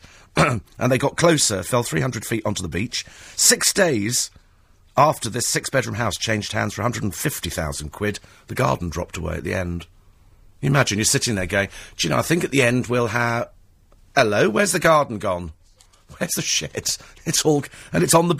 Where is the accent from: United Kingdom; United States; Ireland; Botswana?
United Kingdom; being British